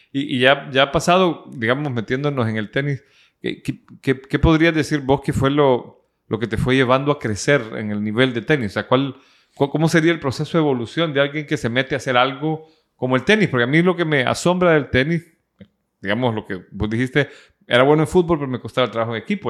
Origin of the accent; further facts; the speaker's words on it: El Salvador; now in Nicaragua; soy un salvadoreño acá